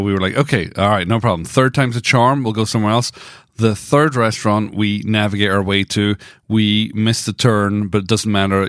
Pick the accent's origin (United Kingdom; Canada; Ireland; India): United Kingdom; Dundee, Scotland; Growing up in the Brethrenhood in Dundee